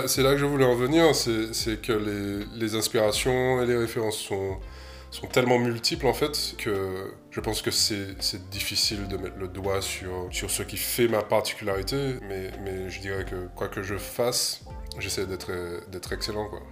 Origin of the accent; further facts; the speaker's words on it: Martinique; moved away as an adult; also born or lived in Paris; je suis né à Martinique, j'ai grandi là-bas, je suis parti euh, à 20 ans à Paris faire une école d'art